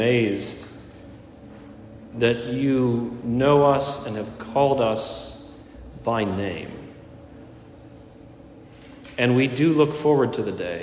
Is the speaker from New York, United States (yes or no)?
no; Pittsburgh, Pennsylvania, United States; now in Fairfax, United States; from Pittsburgh